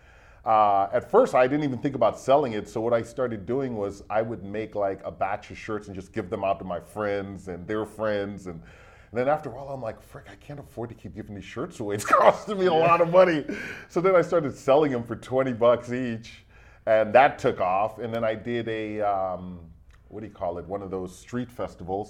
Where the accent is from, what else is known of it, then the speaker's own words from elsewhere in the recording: Fort Lauderdale, Florida, United States; now in Hamilton, Canada; I'm originally from Fort Lauderdale, Florida. I have been in Hamilton for 25 years now